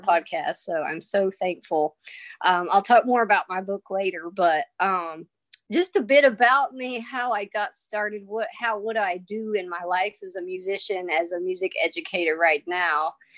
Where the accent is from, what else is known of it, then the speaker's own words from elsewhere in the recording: United States; also born or lived in Kentucky / Tennessee / Nebraska; I'm from Kentucky and Tennessee